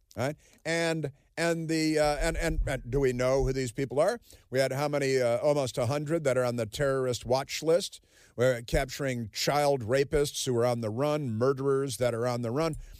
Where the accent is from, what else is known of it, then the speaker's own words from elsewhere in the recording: Chicago, Illinois, United States; also born or lived in Southern California; now in Washington, D.C., United States; I grew up in Chicago